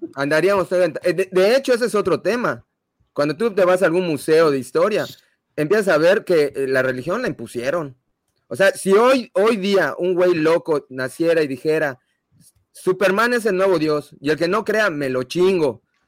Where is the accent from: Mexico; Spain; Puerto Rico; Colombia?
Mexico; nací en México soy católico